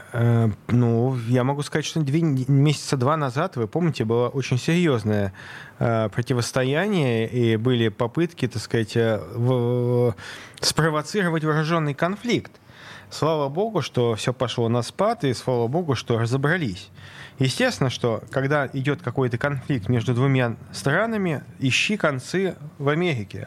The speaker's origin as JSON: {"language": "Russian", "region": "Saint Petersburg", "country": "Russia", "tie": "born or raised there", "said": "я родился в Ленинграде"}